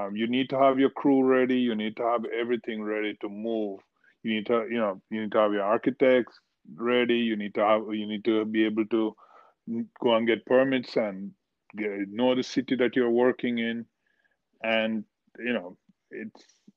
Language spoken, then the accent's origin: English; Jamaica; moved away as an adult; also born or lived in India / Miami Shores; now in South Florida, United States; I was born in India, grew up in Jamaica